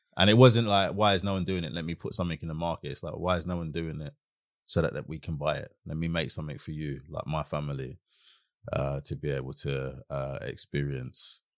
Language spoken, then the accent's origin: English; London, United Kingdom; also born or lived in Brockley / Catford; when I started secondary school, that's when we moved from Brockley to Catford